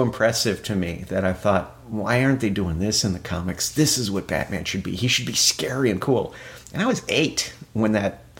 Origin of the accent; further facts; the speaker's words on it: Arlington, Virginia, United States; moved away as an adult; also born or lived in New York; I grew up in the Arlington, Virginia, the Northern Virginia area, Washington, D.C.